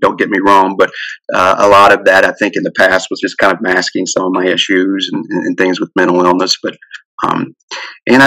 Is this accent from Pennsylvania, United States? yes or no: no; Wayne, West Virginia, United States; moved away as an adult; I grew up in Wayne, West Virginia there. So I haven't lived there since I've been about 18.